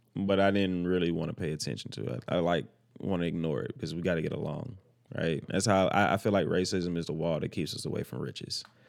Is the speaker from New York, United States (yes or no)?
no; El Dorado, Arkansas, United States; also born or lived in Orlando, Florida; I'm from El Dorado, Arkansas